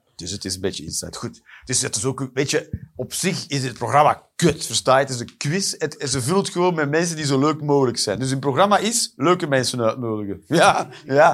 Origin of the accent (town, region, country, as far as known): Flanders, Belgium